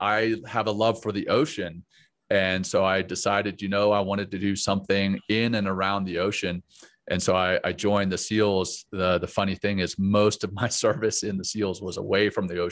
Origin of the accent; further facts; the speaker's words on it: Louisiana, United States; also born or lived in Cape Town, South Africa / Johannesburg, South Africa; I grew up in Louisiana